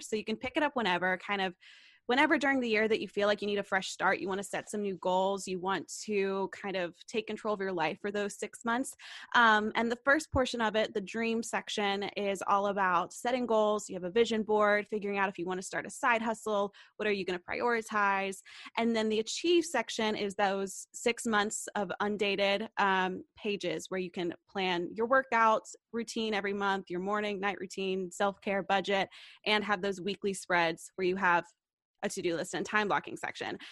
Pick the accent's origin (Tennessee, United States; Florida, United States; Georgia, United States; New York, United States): Tennessee, United States; Knoxville; moved away as an adult; now in Nashville, United States; I go to school in Nashville, Tennessee, and I'm from Knoxville, Tennessee.